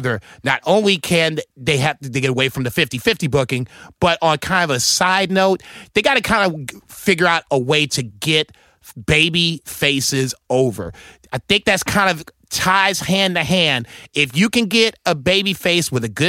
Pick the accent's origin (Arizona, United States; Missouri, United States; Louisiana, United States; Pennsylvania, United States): Missouri, United States; St. Louis; my hometown